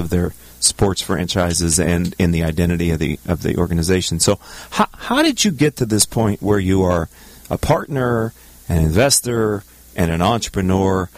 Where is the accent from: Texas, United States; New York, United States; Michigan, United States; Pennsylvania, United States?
Pennsylvania, United States; Pittsburgh; I was born and raised in Pittsburgh, Pennsylvania